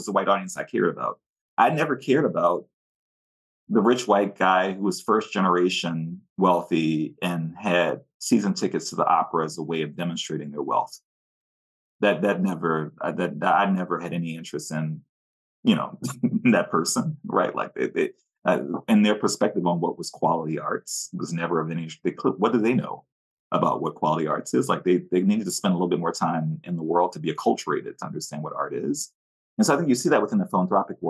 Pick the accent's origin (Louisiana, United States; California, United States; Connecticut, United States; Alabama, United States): Louisiana, United States; New Orleans; moved away as an adult; also born or lived in Washington, D.C.; now in West Coast, United States; I grew up in New Orleans